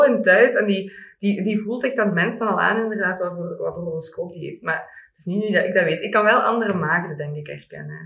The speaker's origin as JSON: {"language": "Dutch", "area": "Limburg", "region": "Flanders", "country": "Belgium", "said": "bij ons in Limburg"}